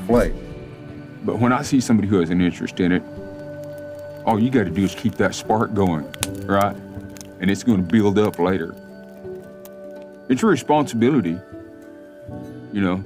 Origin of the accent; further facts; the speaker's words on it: Tahlequah, Oklahoma, United States; also born or lived in Sparrow Hawk Mountain; I grew up here in Tahlequah. I was actually born just west of here on a place called Stick Ross Mountain.